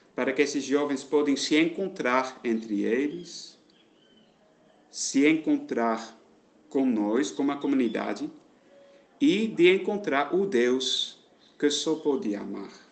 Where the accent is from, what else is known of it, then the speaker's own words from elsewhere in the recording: Netherlands; moved away as an adult; now in Alagoinhas, Brazil; eu sou da Holanda